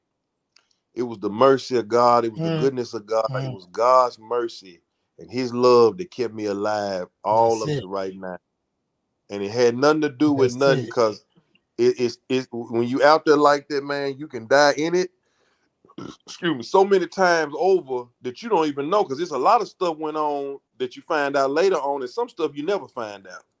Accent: Memphis, Tennessee, United States; No, Memphis is not, you know, a lot of people, they come down here, and even from back in the days, they pretty much know the business now

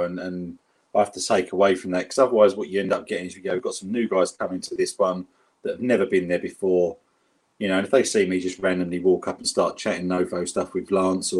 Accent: London, United Kingdom; accent: South London; my South London accent that I've got

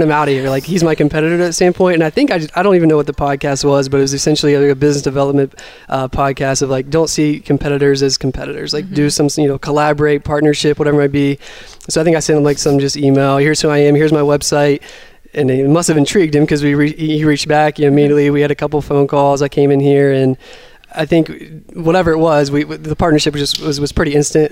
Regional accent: West Virginia, United States; also born or lived in Seattle; now in Cleveland, United States; I'm from West Virginia originally, so I wanted to be back here

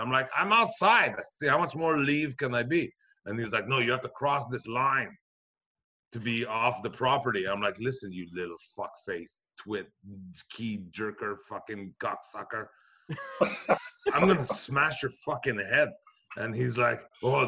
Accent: Brossard, Quebec, Canada; I'm from Brassard, Quebec

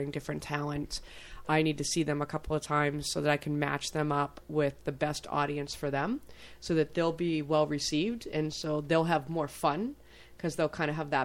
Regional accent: Hudson, New Hampshire, United States; growing up in Hudson with the nicest prejudiced father

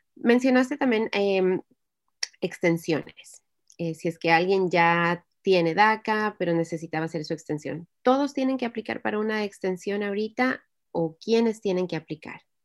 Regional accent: Ecuador; now in United States; soy de Ecuador

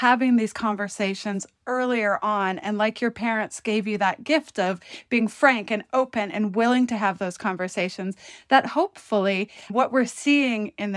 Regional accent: Northwestern Ontario, Canada; I'm from Northwestern Ontario

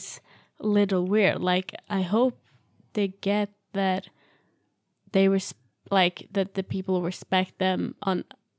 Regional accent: Sweden; English is a second language; now in United States; I don't know how it is in other countries either, but, like, I'm just talking from Sweden. Because that's the only thing I know.

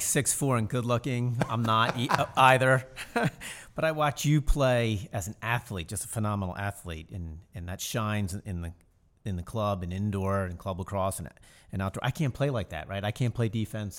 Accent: Baltimore, Maryland, United States; growing up in Baltimore

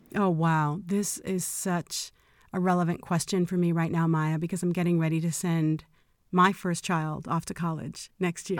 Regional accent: Chicago, Illinois, United States; moved away as an adult; now in Los Angeles, United States; I always thought I'd be born and raised in Chicago and stay there forever

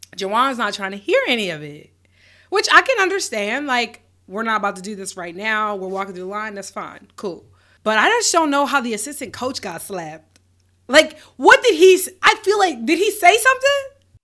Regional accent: Roswell, Georgia, United States; also born or lived in Milledgeville, Georgia; I'm from Roswell

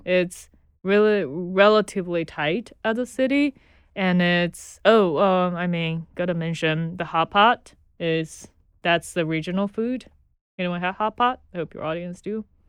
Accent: Chengdu, Sichuan, China; moved away as an adult; now in Brooklyn, United States; I was born in Chengdu, China. Chengdu is uh, southwest part of China, so it's England. And I was born and grew up there till I was, I think it was just past 21 when I came here.

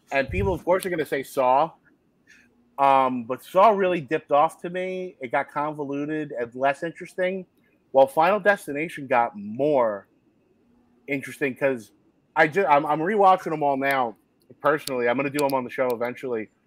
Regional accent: Secaucus, New Jersey, United States; i grew up uh, right across the hudson river yeah. Uh, from the city i grew up in Secaucus

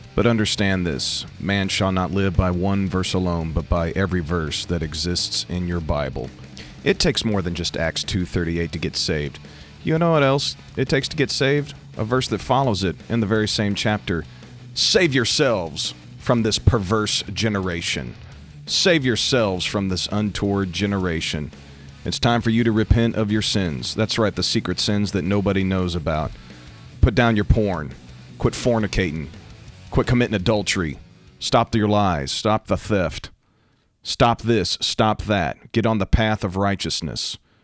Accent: United States; I am talking as an American

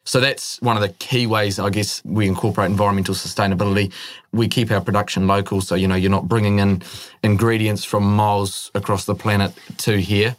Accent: Northland, New Zealand; also born or lived in Netherlands; I'm from up north

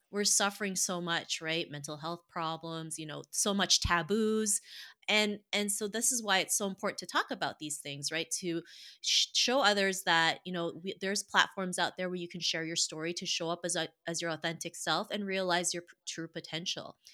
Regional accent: Toronto, Ontario, Canada; I grew up in Toronto, Canada

